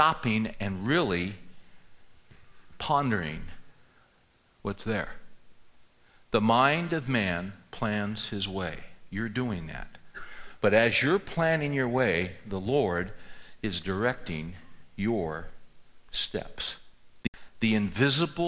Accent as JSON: {"language": "English", "area": "San Joaquin Valley", "region": "California", "country": "United States", "tie": "born or raised there", "said": "I grew up in the San Joaquin Valley in California, the agricultural region that runs north of Los Angeles."}